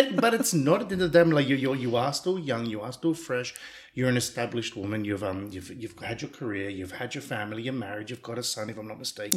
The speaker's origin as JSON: {"language": "English", "country": "Australia", "tie": "born or raised there", "moved": "yes", "lives_now": "Cyprus", "said": "I grew up in Australia"}